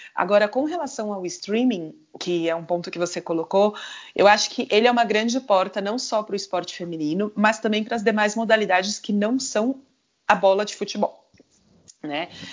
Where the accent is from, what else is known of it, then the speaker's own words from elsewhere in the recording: Brazil; moved away as an adult; sempre você acaba caindo um pouco na comunidade do seu país, né? Então, tem várias amigas brasileiras